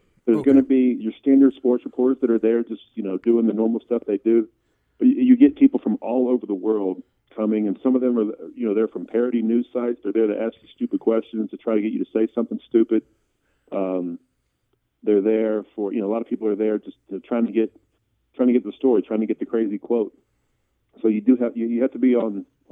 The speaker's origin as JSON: {"language": "English", "town": "Birmingham", "region": "Alabama", "country": "United States", "tie": "born or raised there", "moved": "yes", "said": "I grew up, I was born in Birmingham, Alabama"}